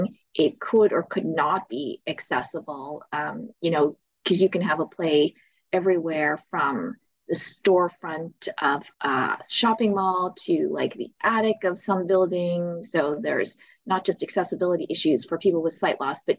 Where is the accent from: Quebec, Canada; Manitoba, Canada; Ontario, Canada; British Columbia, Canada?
Manitoba, Canada; Winnipeg; I'm from Winnipeg, Manitoba